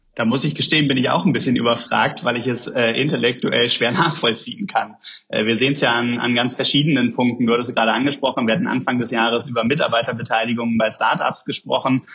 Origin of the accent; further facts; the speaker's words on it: Germany; wir haben in Deutschland